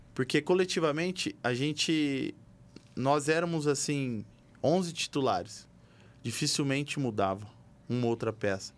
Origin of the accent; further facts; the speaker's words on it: Bahia, Brazil; moved away; also born or lived in Bauru, São Paulo; eu vim da Bahia, né? Vim de Bauru, mas eu morei mais na Bahia do que em Bauru